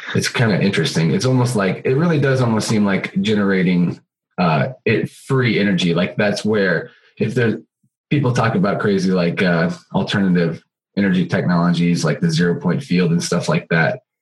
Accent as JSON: {"language": "English", "region": "Missouri", "country": "United States", "said": "I'm from right in the middle of the uh, U.S. in Missouri."}